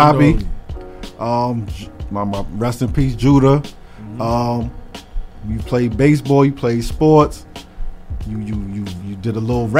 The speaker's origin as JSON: {"language": "English", "town": "New York City", "region": "New York", "country": "United States", "said": "From Left Rack City, Queens."}